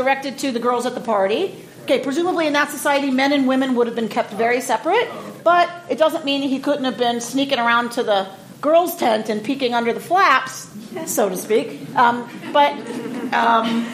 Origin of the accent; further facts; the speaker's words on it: Atlanta, Georgia, United States; I am from Atlanta